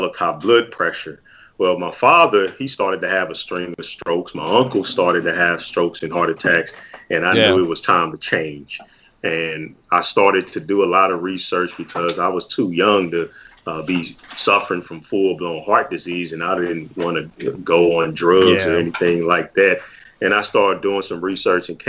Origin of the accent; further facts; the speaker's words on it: St. Louis, Missouri, United States; I'm born and raised in St. Louis, Missouri